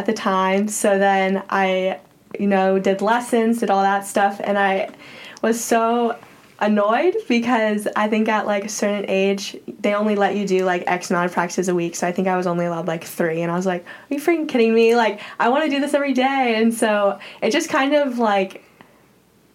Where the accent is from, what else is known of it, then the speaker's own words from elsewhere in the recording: Florida, United States; moved away as an adult; now in Berkeley, United States; I'm from Florida